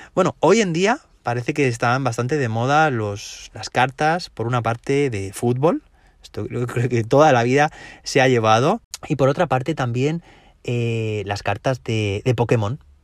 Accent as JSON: {"language": "Spanish", "region": "Valencian Community", "country": "Spain", "said": "Aquí, de donde yo soy, donde yo trabajo, en la comunidad valenciana"}